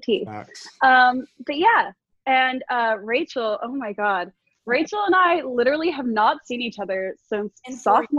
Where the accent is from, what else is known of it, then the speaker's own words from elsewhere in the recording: Miami, Florida, United States; moved away as an adult; now in New Orleans, United States; I'm from Miami.